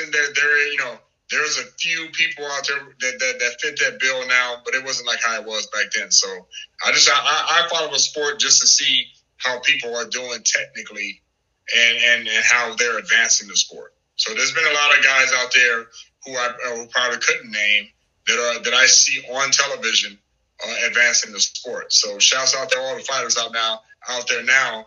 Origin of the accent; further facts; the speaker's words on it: East St. Louis, Illinois, United States; now in Omaha, United States; my hometown is East St. Louis, Illinois